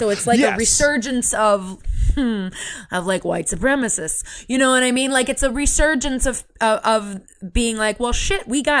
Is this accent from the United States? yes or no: yes; Yountville, California, United States; I'm from Yucksville. I'm actually from Yontville.